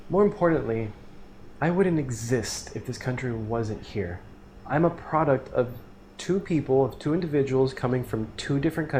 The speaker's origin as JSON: {"language": "English", "region": "South Florida", "country": "United States", "said": "I'm from South Florida"}